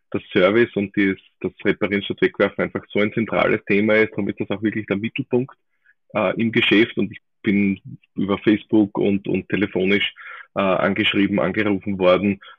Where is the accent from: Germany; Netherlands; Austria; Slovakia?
Austria; so wie es halt bei uns in Österreich so ist, rennt einfach der Schmäh